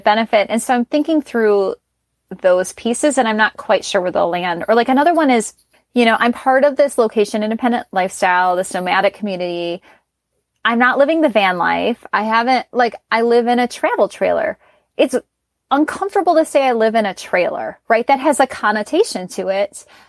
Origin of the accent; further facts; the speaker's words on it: Chicago, Illinois, United States; moved away; I'm originally from Chicago or I'm from Chicago